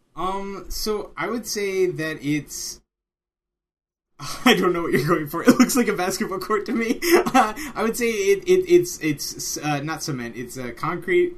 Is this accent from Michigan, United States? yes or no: no; Maryland, United States; I grew up in Maryland, therefore the O's.